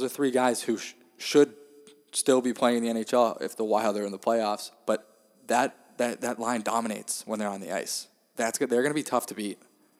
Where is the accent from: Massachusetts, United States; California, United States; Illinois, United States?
Massachusetts, United States; Worcester; my hometown in Worcester